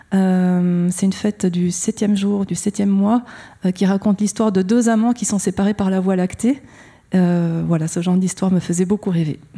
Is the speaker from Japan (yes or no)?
yes; Japan; mon enfance s'est passée au Japon